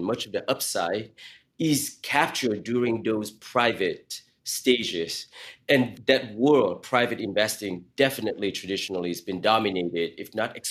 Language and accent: English; Silicon Valley, California, United States; as a teenager growing up in Silicon Valley